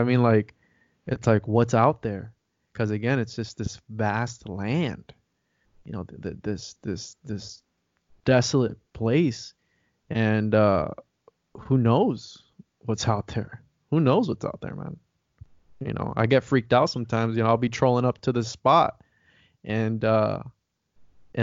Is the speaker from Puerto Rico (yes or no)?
yes; Puerto Rico; moved away; I'm from Puerto Rico